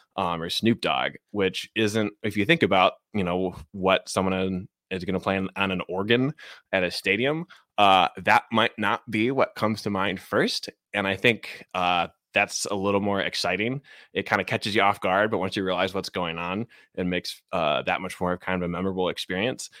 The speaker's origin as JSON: {"language": "English", "town": "Chicago", "region": "Illinois", "country": "United States", "tie": "born or raised there", "moved": "as an adult", "lives_now": "Seattle, United States", "said": "I grew up in Ch, Chicago, Cubs fan, um, but I moved out to Seattle in twenty fifteen"}